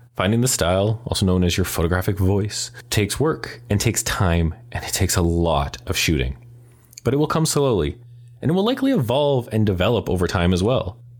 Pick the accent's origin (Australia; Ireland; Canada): Canada; Calgary, Alberta; I was born and raised in Calgary